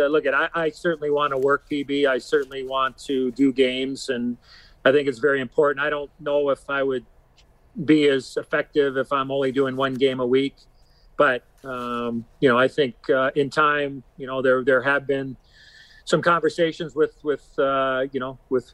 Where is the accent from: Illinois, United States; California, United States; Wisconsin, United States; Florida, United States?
Illinois, United States; Chicago; I lived a dream in my hometown. You know, I mean, I grew up a Hawk fan